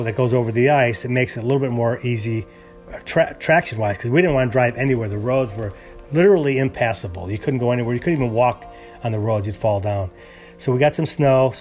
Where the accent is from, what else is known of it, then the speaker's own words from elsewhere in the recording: Chicago, Illinois, United States; moved away as an adult; also born or lived in California; now in Houston, United States; I'm originally from Chicago, and we lived there many years